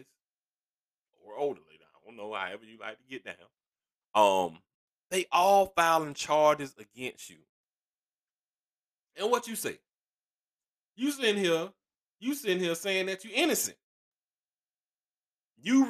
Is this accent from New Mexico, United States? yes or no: no; east side of Georgia, United States; I am from the east side of Georgia, which would be Stone Mountain, Decatur, Lithonia